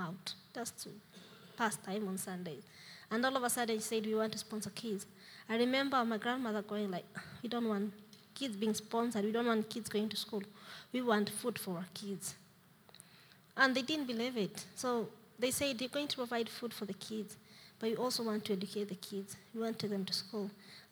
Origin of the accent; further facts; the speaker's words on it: Nairobi, Kenya; moved away; I was born in a place called Mathare Slums.